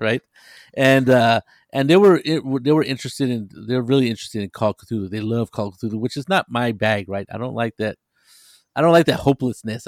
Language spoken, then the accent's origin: English; near Monterey, California, United States; Monterey, California, which is a little town next to my hometown